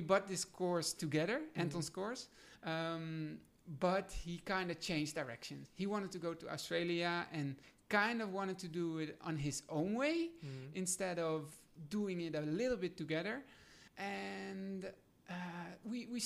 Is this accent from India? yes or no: no; Netherlands; I'm from Holland.